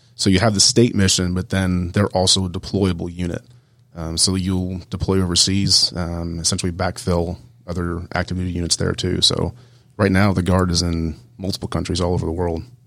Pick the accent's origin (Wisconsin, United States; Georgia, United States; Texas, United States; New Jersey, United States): Georgia, United States; Columbus; moved away as an adult; I grew up in Columbus, Georgia, so at Fort Benning